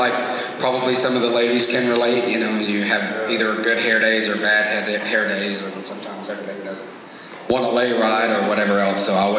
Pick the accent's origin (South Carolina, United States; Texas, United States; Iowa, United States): Texas, United States; Alba; I'm from Alba, Texas.